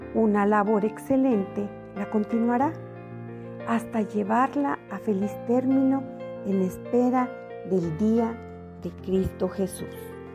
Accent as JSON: {"language": "Spanish", "region": "State of Mexico", "country": "Mexico", "said": "Soy del Estado de México"}